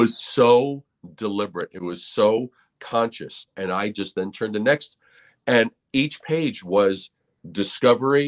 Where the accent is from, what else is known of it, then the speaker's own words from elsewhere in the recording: New York City, New York, United States; Growing up in New York City